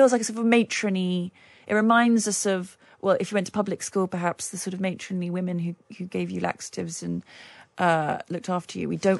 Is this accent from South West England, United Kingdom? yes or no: no; London, United Kingdom; moved away as an adult; now in Los Angeles, United States; this is home. I'm a Londoner, born and bred. I'll always be a Londoner.